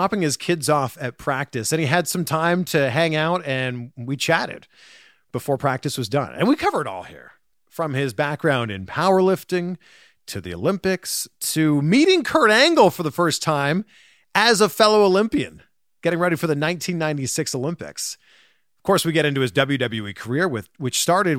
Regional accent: Pickering, Ontario, Canada; I grew up in Pickering.

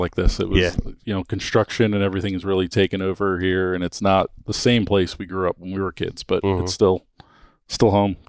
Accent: Dania Beach, Florida, United States; I grew up in Dania Beach. I grew up on the water my whole life. So, I mean, mm-hmm. I don't know anything other than, you know, South Florida, you know, this local community

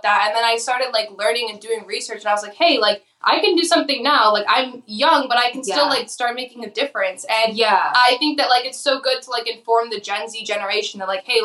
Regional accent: Detroit suburbs, Michigan, United States; we're from Detroit. So we're from like the country

